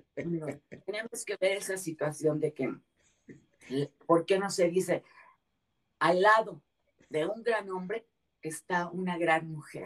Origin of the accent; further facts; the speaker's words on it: Mexico; en mi país, que es donde conozco